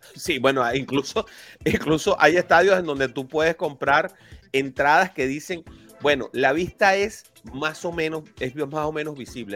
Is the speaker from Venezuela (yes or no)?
yes; Venezuela; now in Miami, United States; yo soy venezolano